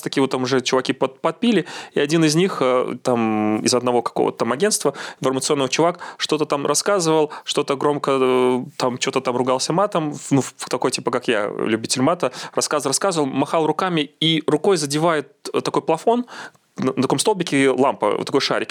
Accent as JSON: {"language": "Russian", "country": "Belarus", "also_born_or_lived": "Minsk", "said": "мы же, белорусы"}